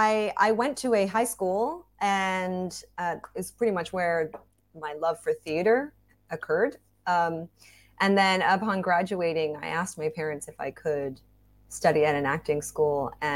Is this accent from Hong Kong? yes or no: yes; Hong Kong; also born or lived in Singapore; now in Bangkok, Thailand; I have a Thai mom. I had a Welsh dad. I was born in Singapore, grew up in Hong Kong and Bangkok. And I'm currently living in Bangkok working as a freelance actor, voice actor.